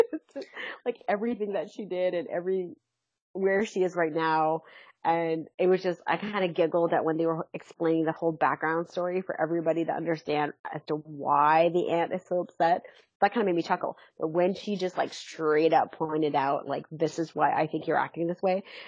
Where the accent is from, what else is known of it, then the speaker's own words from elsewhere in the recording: London, Ontario, Canada; I'm from London.